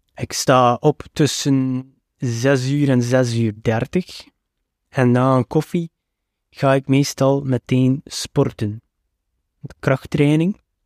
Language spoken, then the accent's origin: Dutch; West Flanders, Belgium; Als West-Vlaming twijfel je altijd aan de uitspraak van alle woorden.